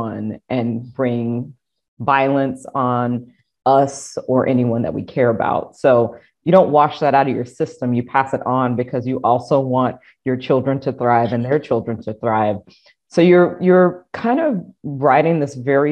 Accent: South Carolina, United States; I am a Black woman from the Deep South. I am from South Carolina.

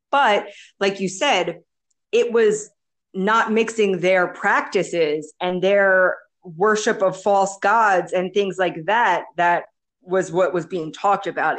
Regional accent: United States; moved away as an adult; now in El Salvador; I'm from the United States.

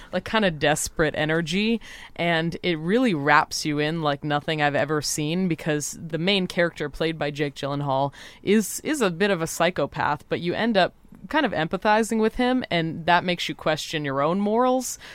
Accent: Santa Cruz, California, United States; I'm from Santa Cruz, California

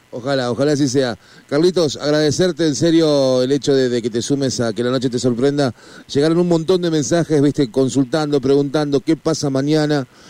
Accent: Argentina

